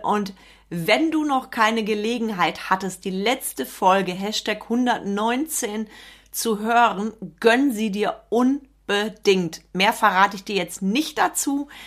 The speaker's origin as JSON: {"language": "German", "area": "Sauerland", "region": "North Rhine-Westphalia", "country": "Germany", "said": "Bei uns im Sauerland"}